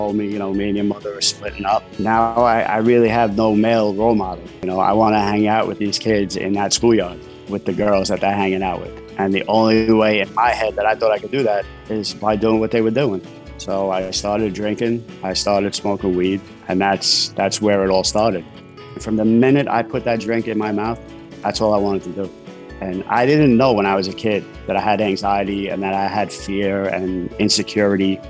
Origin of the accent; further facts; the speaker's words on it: New York City, New York, United States; I grew up in Brooklyn, New York.